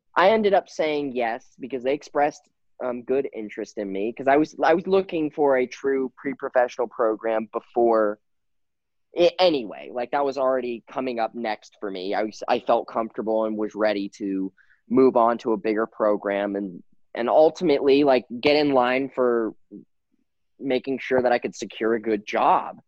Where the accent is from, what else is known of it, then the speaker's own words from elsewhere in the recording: Houston, Texas, United States; I grew up in Houston. So I lived in Houston. I grew up in Houston